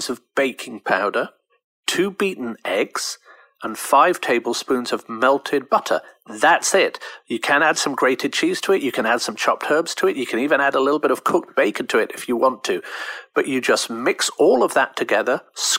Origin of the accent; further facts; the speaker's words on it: United Kingdom; I'm British